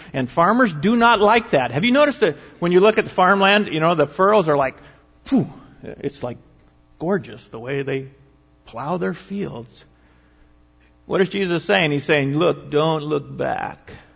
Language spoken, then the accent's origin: English; United States; American Christians